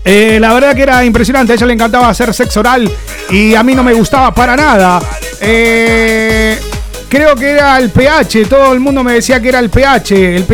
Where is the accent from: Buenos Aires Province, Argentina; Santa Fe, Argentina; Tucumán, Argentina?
Buenos Aires Province, Argentina; Mar del Plata; now in Barcelona, Spain; Eh, soy de Barcelona, aunque soy argentina de Mar del Plata. Llevo 15 años viviendo en España.